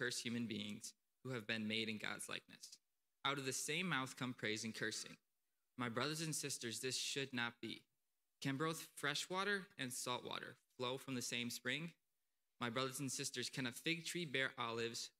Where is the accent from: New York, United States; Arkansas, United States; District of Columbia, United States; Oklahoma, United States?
New York, United States; Akron; also born or lived in Potsdam, New York; I'm from Akron, New York.